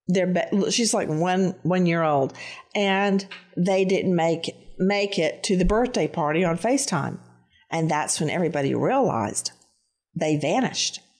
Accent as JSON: {"language": "English", "region": "Tennessee", "country": "United States", "moved": "yes", "lives_now": "Florida, United States", "said": "Tennessee is home, so I'm familiar with those windy mountain roads."}